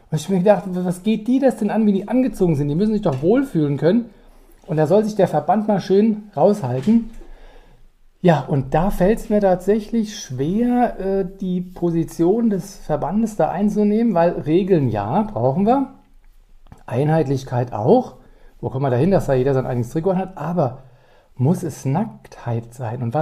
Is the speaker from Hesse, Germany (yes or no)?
yes; Frankfurt, Hesse, Germany; accent: Hessian; Und auch Hochdeutsch, weil ich komme zwar aus Frankfurt am Main, aber ich kann noch ein bisschen Hochdeutsch. Aber Hessisch nochmal genannt